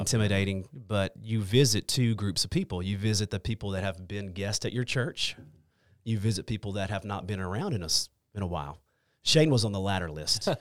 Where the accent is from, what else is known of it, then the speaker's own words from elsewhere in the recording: Longview, Texas, United States; also born or lived in Hallsville, Texas; I grew up in Longview. I grew up on the south side of Longview